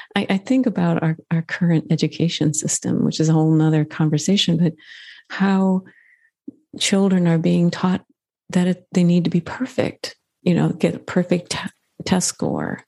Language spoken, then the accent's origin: English; Midwest, United States; I grew up in the Midwest